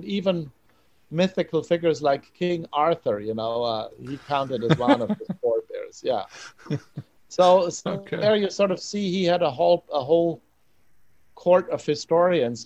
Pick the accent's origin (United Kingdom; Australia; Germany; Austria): Austria; western Austria; now in New Orleans, United States; I am from Western Austria